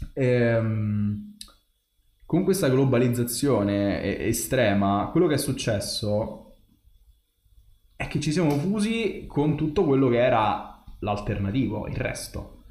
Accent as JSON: {"language": "Italian", "country": "Italy", "said": "sono italiano"}